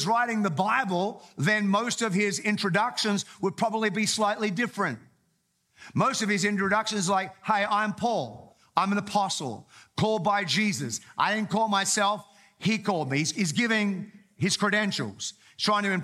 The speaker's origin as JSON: {"language": "English", "town": "Townsville", "region": "Queensland", "country": "Australia", "tie": "born or raised there", "said": "I grew up in Townsville, North Queensland."}